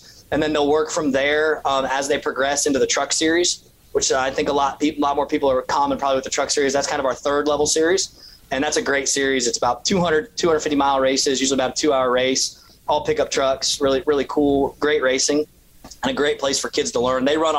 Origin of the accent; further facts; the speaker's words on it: Daytona Beach, Florida, United States; So yeah, for that to be in my hometown and just having all the memories every time I pull back in here, it's really special.